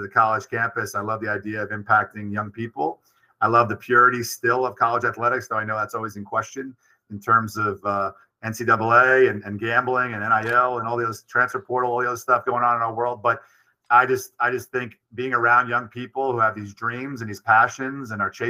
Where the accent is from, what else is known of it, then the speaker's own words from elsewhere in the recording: New York City, New York, United States; also born or lived in Brooklyn / Long Island; I'm born in Brooklyn, raised in Queens, and live in Long Island and work in the Bronx